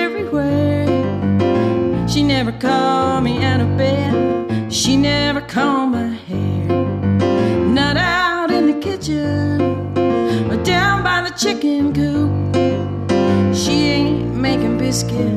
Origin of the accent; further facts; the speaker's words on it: Jackson, Mississippi, United States; moved away as an adult; also born or lived in Austin, Texas / New Orleans, Louisiana / Central Florida; now in Piedmont Triad, United States; I grew up in Jackson, Mississippi